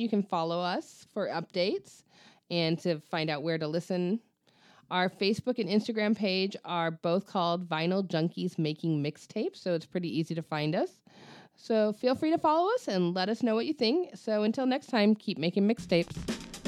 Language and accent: English; Ventura, California, United States; now in Coachella Valley, United States; my hometown of Ventura